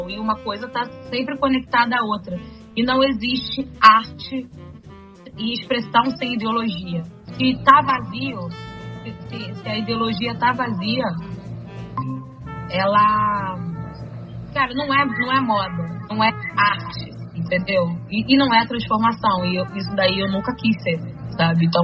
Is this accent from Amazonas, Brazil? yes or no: yes; Manaus, Amazonas, Brazil; now in Rio de Janeiro, Brazil